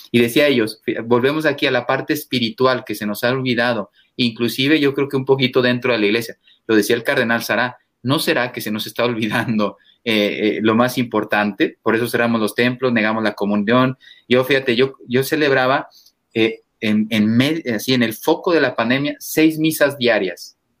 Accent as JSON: {"language": "Spanish", "country": "Mexico", "also_born_or_lived": "Spain", "moved": "as an adult", "said": "yo vengo de México, un país católico"}